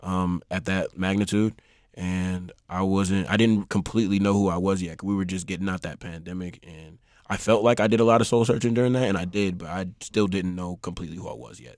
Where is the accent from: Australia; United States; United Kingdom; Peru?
United States; Texas; I hate that I'm from Texas